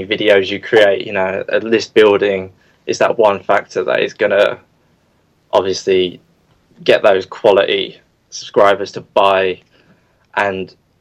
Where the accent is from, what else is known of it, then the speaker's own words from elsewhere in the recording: Crawley, South East England, United Kingdom; I'm from Crawley in the UK.